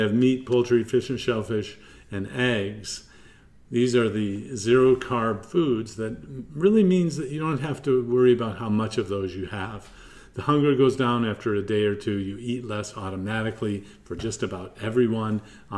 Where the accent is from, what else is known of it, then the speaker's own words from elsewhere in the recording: Midwest, United States; now in Durham, United States; I grew up in the Midwest